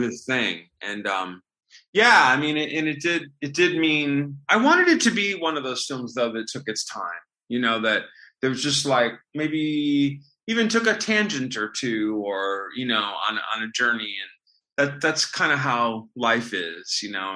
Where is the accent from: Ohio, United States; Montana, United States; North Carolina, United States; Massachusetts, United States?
Ohio, United States; Sandusky; moved away as an adult; also born or lived in New York City; my hometown of Sandusky, Ohio